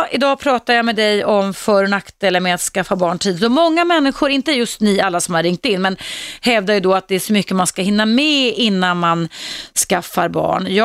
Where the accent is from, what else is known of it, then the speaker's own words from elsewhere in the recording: Serbia; moved away as an adult; now in Sweden; Ja, jag kommer från Serbien.